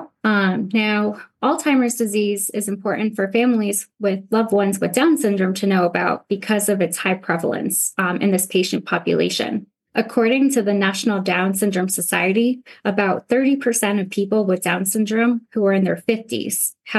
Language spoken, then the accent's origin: English; Massachusetts, United States; also born or lived in El Paso, Texas; now in San Antonio, United States; I was born in El Paso, but I grew up in Massachusetts